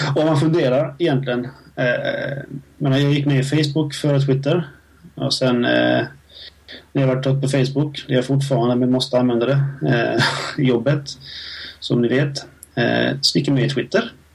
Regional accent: Helsingborg, Skåne, Sweden; Där jag kommer ifrån

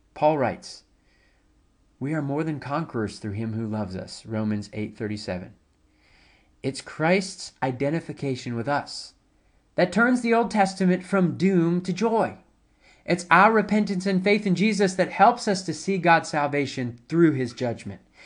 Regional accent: High Point, North Carolina, United States; now in South Carolina, United States; I grew up in High Point, where, uh, which is about an hour or so from, uh, Durham and Chapel Hill

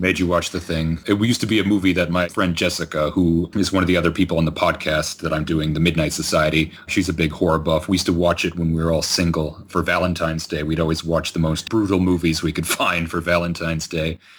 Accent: Georgetown, Ontario, Canada; My hometown at Georgetown in Ontario

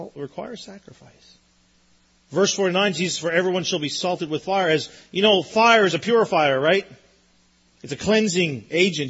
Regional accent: Newfoundland and Labrador, Canada; I grew up in Newfoundland.

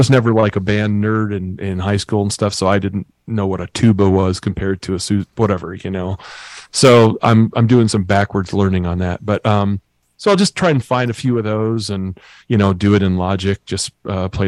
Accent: Lake Geneva, Wisconsin, United States; moved away; I live in Hales Corners, Wisconsin. Oh, cool. I grew up in Lake Geneva

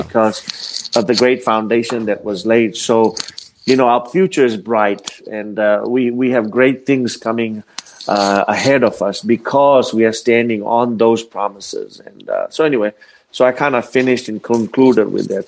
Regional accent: Fiji; moved away; I was uh, uh, born and raised in the Fiji Islands, uh, well, in the South Pacific

